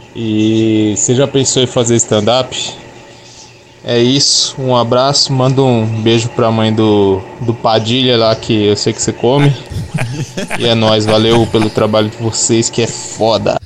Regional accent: Porto Alegre, Rio Grande do Sul, Brazil; now in São Paulo, Brazil; eu sou de Porto Alegre

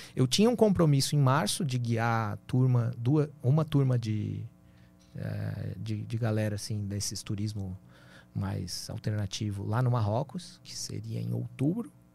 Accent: Brazil; eu sou brasileiro

